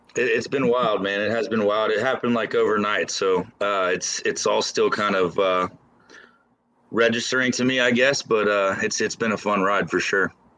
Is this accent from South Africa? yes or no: no; Lebanon, Ohio, United States; also born or lived in Los Angeles; it's actually a small town outside of Cincinnati called Lebanon, Ohio